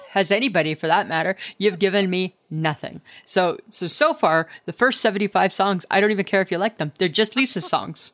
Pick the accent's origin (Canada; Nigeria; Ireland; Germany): Canada; Stayner, Ontario; I grew up in Staynor, Ontario, and Staynor, Ontario is the, our trademark was the town of friendly people